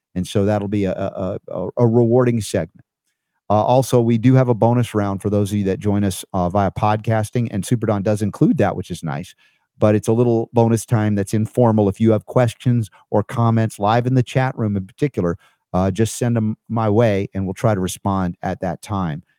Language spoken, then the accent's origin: English; Stone Mountain, Georgia, United States; Georgia where I grew up in Stone Mountain